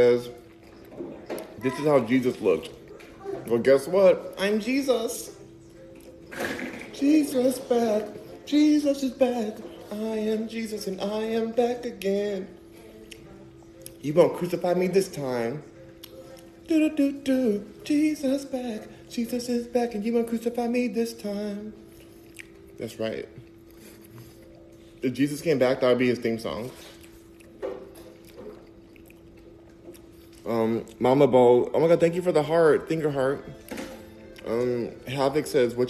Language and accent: English; Los Angeles, California, United States; Los Angeles, baby. Born and raised